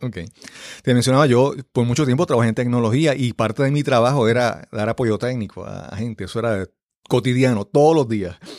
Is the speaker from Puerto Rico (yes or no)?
yes; Yabucoa, Puerto Rico; moved away; en mi pueblo allá en Yabucoa